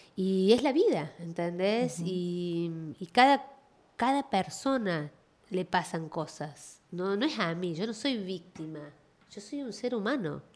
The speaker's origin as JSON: {"language": "Spanish", "region": "Córdoba", "country": "Argentina", "tie": "born or raised there", "moved": "yes", "lives_now": "Miami, United States", "said": "yo nací en Córdoba, en Argentina, em, en las afueras de la ciudad"}